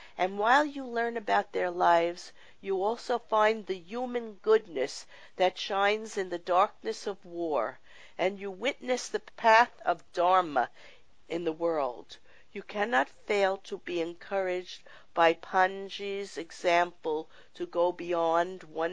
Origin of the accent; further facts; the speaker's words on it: New York, United States; I grew up in New York, in Brooklyn